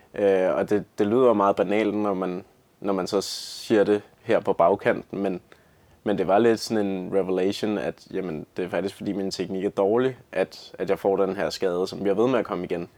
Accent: Lyngby, Capital Region of Denmark, Denmark; Jeg kommer fra Lyngby

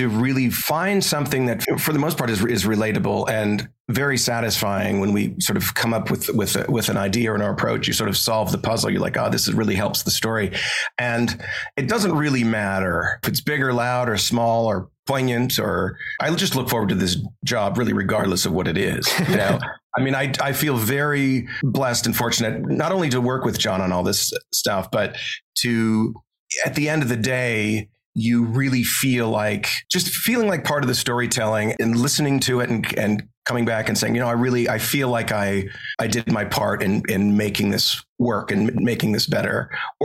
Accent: Montana, United States; born or raised there

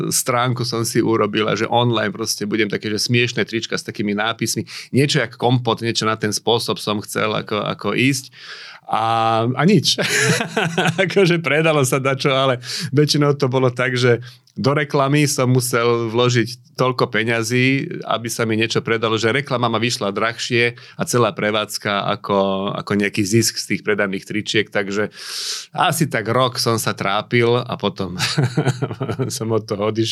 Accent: Michalovce, Košice Region, Slovakia; ja som rodák z Michalovec

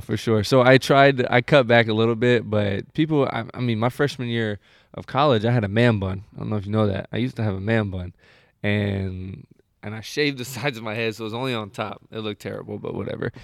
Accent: Indianapolis, Indiana, United States; moved away as an adult; now in Sacramento, United States; growing up in Indiana is like um, it's not as much like people think it's just like cornfields and shit, but yeah. like where I'm from, I'm from Indianapolis

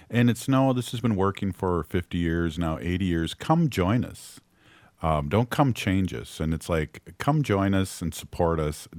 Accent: United States; I'm a Ho-Chunk. I'm not from South Dakota, so to speak, or North Dakota.

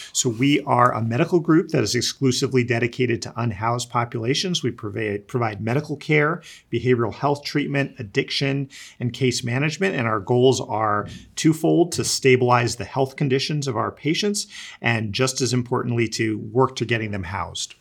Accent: East Coast, United States; I grew up in the East Coast

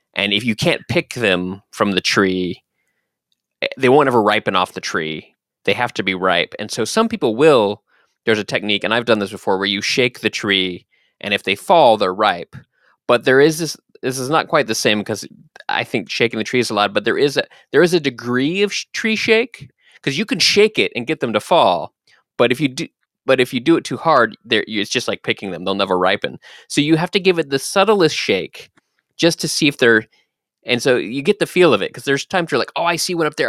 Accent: Dallas, Texas, United States; I was born in Texas, in Dallas, Texas.

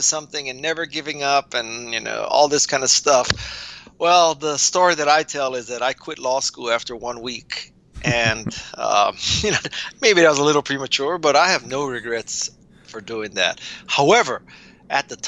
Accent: Honolulu, Hawaii, United States; I was raised in Honolulu, Hawaii

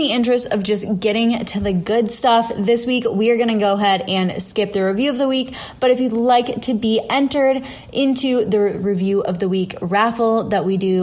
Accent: the Midwest, Minnesota, United States; now in Austin, United States; I live in Austin, Texas, but I was born and raised in the Midwest. So, you know, I grew up like Minnesota nice.

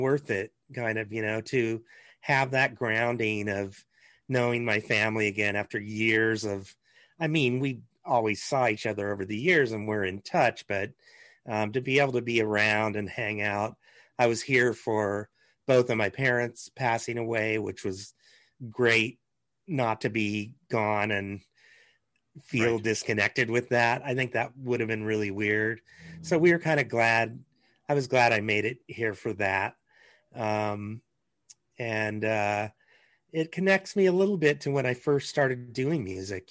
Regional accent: Lincoln, Nebraska, United States; moved away as an adult; also born or lived in Los Angeles, California; I grew up in Lincoln

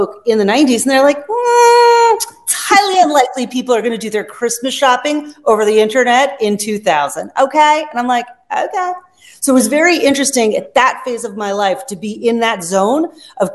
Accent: Long Island, New York, United States; I grew up on Long Island

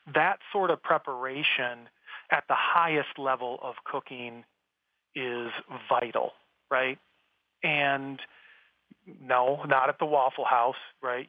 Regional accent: South Dakota, United States; I grew up in South Dakota, which is the Wild West still, right? Very out in the middle of nowhere, small town.

